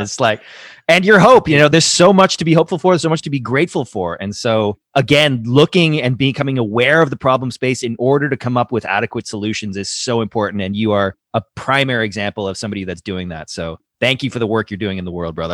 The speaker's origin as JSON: {"language": "English", "town": "Toronto", "region": "Ontario", "country": "Canada", "tie": "born or raised there", "said": "I grew up in Toronto, surrounded by concrete"}